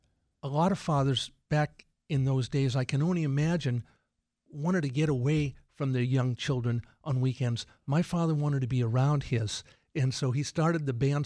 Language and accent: English; Millis, Massachusetts, United States; We grew up in Millis.